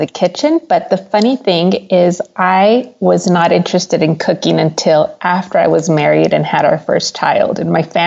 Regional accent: El Paso, Texas, United States; I was born and raised in El Paso, Texas.

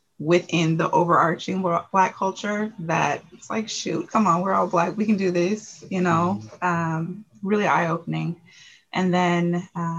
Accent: Portland, Oregon, United States; I am a Portland native of Northeast Portland. So grew up here

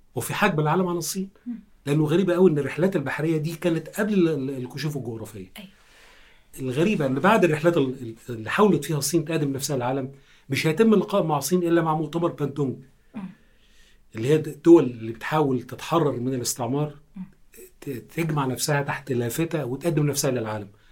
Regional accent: Egypt; احنا مترجمين مصريين وعرب

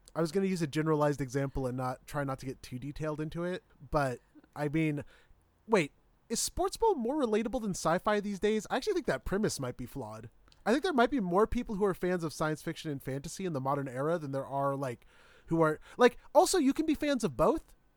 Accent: Midwest, United States; growing up in the Midwest

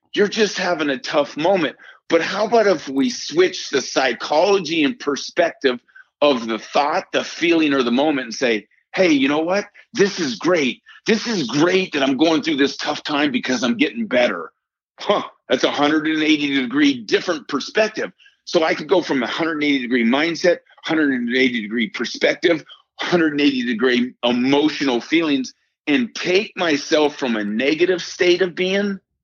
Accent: New York, United States; this is after growing up in Yankee Stadium and hanging out with my father and every day as he was a New York Yankee

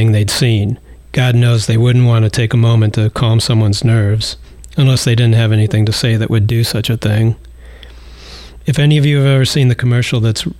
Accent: Cleveland, Ohio, United States; I'm from Cleveland

